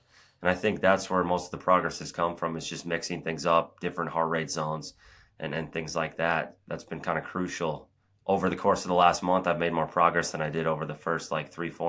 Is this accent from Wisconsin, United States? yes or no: yes; Cambridge, Wisconsin, United States; also born or lived in Madison; So I was born in Madison, and then I lived about 30 minutes outside of there in like a town of 1,000 people, Cambridge.